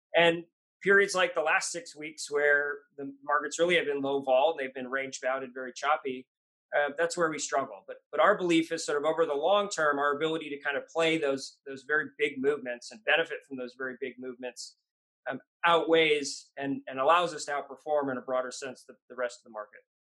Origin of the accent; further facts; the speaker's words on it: Washington, United States; also born or lived in New York; I'm, a Washingtonian, grew up here, uh, born in New York, but grew up in Washington